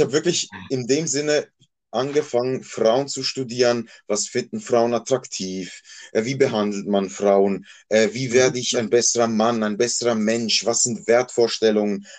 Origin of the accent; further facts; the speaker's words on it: Basel, Basel-Stadt, Switzerland; moved away as an adult; also born or lived in Bosnia and Herzegovina (ancestry) / Croatia (ancestry); now in Basel-Landschaft, Switzerland; das ist mein Geburtsort und dort bin ich aufgewachsen. Ich bin dann nach Basel-Land gezogen. Da lebe ich auch schon seit über einem Jahrzehnt, aber ja, Basel ist und bleibt meine Heimat.